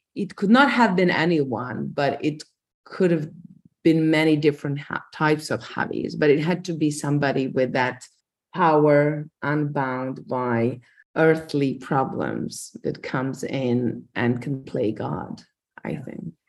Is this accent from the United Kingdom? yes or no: no; Croatia; I grew up on an island uh, with my grandmother and my great grandmother and my mother